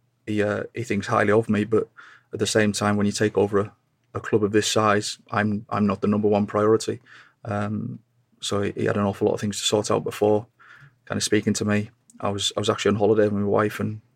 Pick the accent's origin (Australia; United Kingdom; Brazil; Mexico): United Kingdom; Carlisle, North West England; moved away as an adult; I was born in Carlisle, came through the ranks there, started playing for them at 17